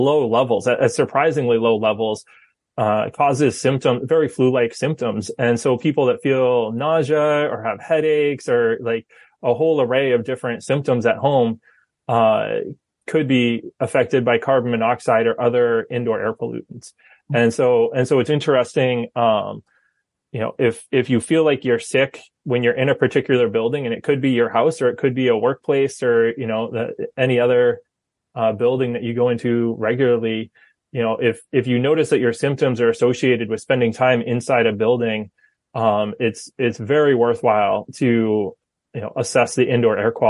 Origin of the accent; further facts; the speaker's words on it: Fryeburg, Maine, United States; I grew up in Maine. So I grew up in Freiburg and went to Freiburg Academy